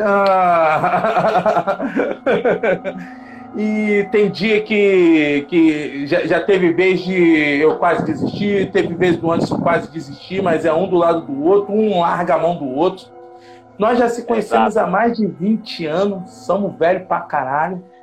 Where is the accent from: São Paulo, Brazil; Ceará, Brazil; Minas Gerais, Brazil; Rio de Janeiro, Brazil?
Rio de Janeiro, Brazil; nós dois somos do Rio de Janeiro